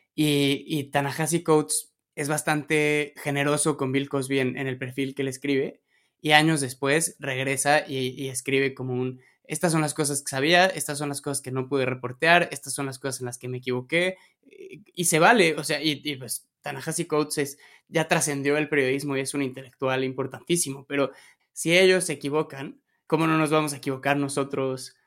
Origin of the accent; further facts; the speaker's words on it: Mexico City, Mexico; yo como chilango